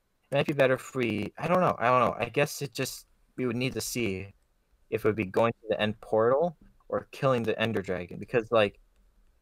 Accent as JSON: {"language": "English", "country": "United States"}